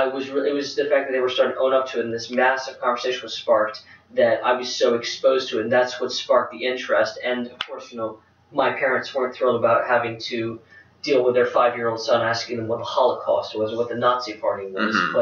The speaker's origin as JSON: {"language": "English", "country": "France", "tie": "born or raised there", "said": "But another one was, I actually was growing up in France in the early to mid-2000s."}